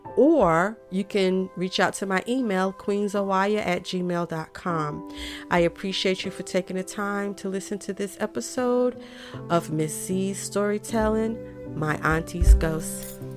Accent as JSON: {"language": "English", "town": "Raleigh", "region": "North Carolina", "country": "United States", "tie": "born or raised there", "also_born_or_lived": "Fuquay-Varina, North Carolina", "said": "When we moved from Fuquay, we moved to Raleigh and we was living in this gray house"}